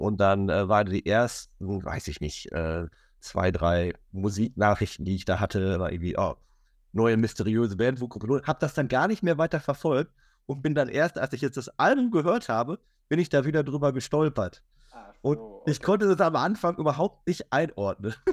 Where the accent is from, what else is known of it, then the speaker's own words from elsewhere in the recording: Minden, North Rhine-Westphalia, Germany; ich komme aus Ostwestfalen